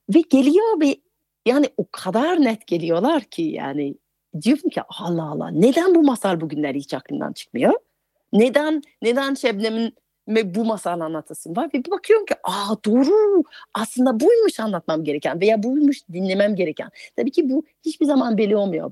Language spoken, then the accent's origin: Turkish; France; Turkish is a second language; moved away as an adult; now in Turkey; Fransızım, yerli yabancıyım çünkü 20 yıldır Türkiye'de yaşıyorum